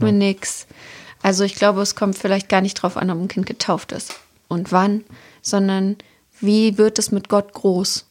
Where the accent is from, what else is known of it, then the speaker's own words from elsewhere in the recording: Templin, Brandenburg, Germany; now in Hamburg, Germany; in meiner Heimatstadt Templin